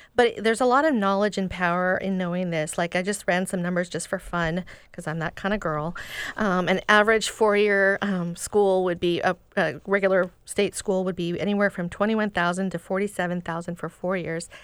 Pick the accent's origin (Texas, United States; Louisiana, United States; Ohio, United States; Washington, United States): Washington, United States; Seattle; I grew up in Seattle